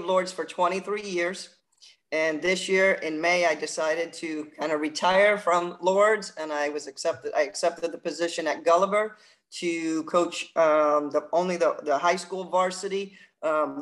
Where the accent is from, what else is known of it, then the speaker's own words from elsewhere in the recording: New Jersey, United States; I grew up in New Jersey, and I actually started on the basketball court at the age of 4